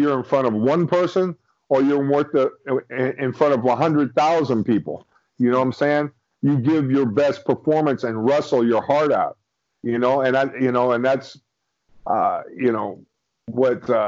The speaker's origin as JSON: {"language": "English", "town": "Miami", "region": "Florida", "country": "United States", "tie": "born or raised there", "lives_now": "St. Petersburg, United States", "said": "huge wrestling fan growing up in Miami, Florida"}